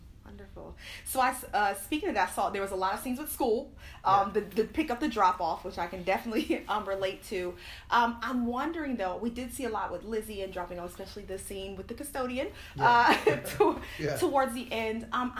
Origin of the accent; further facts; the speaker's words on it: Cleveland, Ohio, United States; My hometown. I was